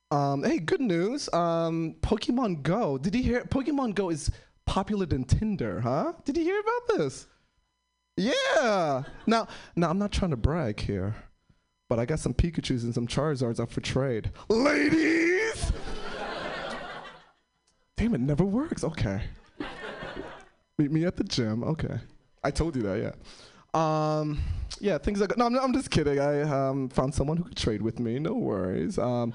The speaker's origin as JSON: {"language": "English", "town": "New York City", "region": "New York", "country": "United States", "moved": "yes", "said": "I'm originally from New York City. Most of my family's from the East Coast. I'm the first one to move to the West Coast."}